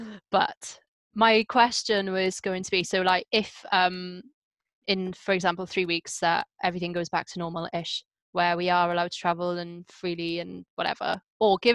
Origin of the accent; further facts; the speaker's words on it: Wales, United Kingdom; I'm Welsh.